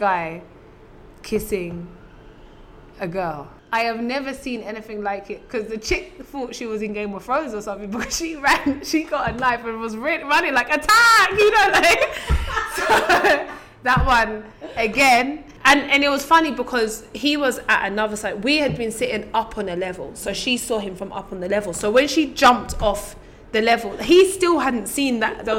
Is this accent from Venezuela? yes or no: no; London, United Kingdom; born or raised there